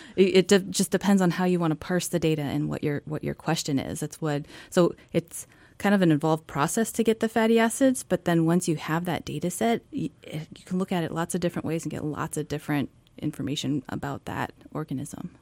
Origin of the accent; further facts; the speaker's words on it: Washington, United States; moved away as an adult; also born or lived in Alabama; now in Juneau, United States; I grew up in Washington State